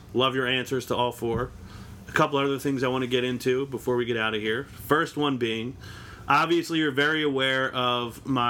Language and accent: English; Philadelphia, Pennsylvania, United States; Yeah, we're from Philadelphia.